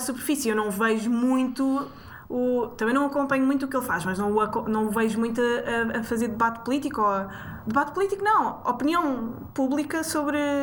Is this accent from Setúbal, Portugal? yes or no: no; Sintra, Lisbon, Portugal; cresci em Sintra